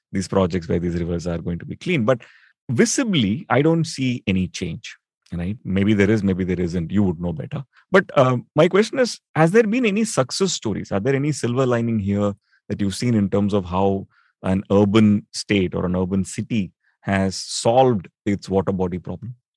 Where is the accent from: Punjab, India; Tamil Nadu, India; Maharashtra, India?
Tamil Nadu, India; Chennai; now in Delhi, India; I grew up in Chennai